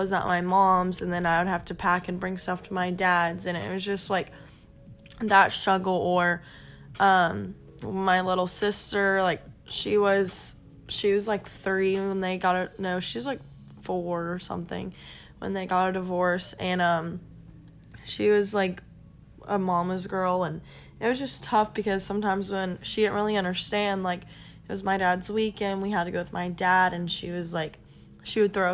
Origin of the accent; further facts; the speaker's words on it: Flower Mound, Texas, United States; I grew up in Dallas, Texas. I lived in Flower Mound